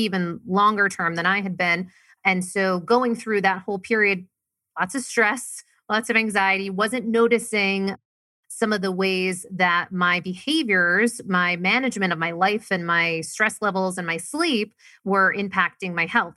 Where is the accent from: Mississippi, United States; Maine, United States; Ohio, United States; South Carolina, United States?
Maine, United States; moved away; I was originally from Maine, very, very small town. Grew up, not a lot of money